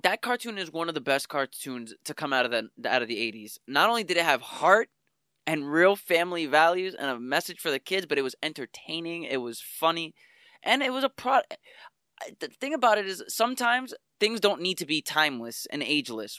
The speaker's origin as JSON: {"language": "English", "town": "New York City", "region": "New York", "country": "United States", "tie": "born or raised there", "said": "I grew up in Spanish Harlem"}